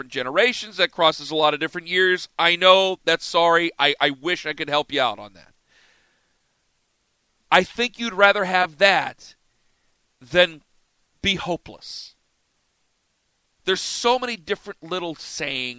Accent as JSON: {"language": "English", "town": "Canton", "region": "Ohio", "country": "United States", "tie": "born or raised there", "said": "I come from Northeast Ohio. All of our favorite teams growing up, the majority of it, happen to be the Cleveland Browns."}